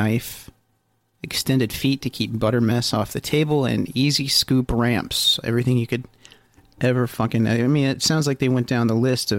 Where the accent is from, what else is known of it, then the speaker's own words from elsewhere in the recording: Ohio, United States; we're from Ohio, and we all eat Country Crock here